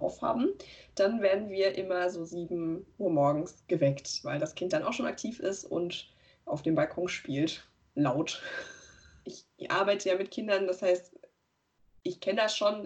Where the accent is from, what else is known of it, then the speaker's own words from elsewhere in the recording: Weimar, Thuringia, Germany; moved away; die da noch wohnen in der Stadt, aus der ich komme, aus Weimar